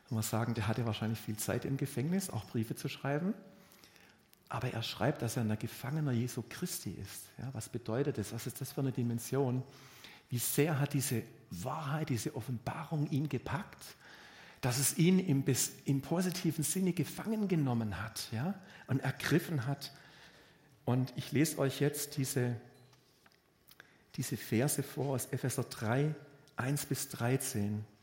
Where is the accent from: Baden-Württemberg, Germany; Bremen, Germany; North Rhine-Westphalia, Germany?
Baden-Württemberg, Germany; Also die Bea kommt aus dem Badischen und ich komme aus, Würden, aus Württemberg.